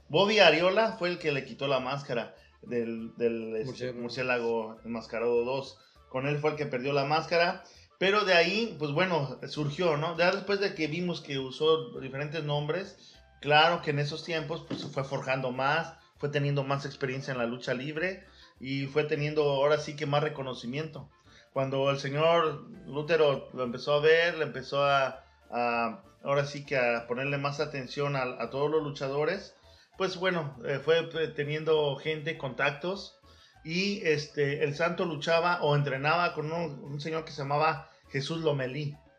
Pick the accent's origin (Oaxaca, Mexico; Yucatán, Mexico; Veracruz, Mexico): Veracruz, Mexico; moved away; also born or lived in Mexico City; me criaron en Veracruz, pero oh. nací ahí en el DF y viví unos tiempos ahí en la colonia, colonia, Guerrero